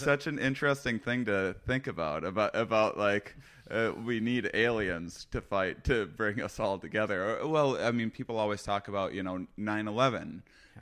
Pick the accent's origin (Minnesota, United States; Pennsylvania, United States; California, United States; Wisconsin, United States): Wisconsin, United States; moved away; First off, I'm from Wisconsin. I'm from a very small town in Wisconsin.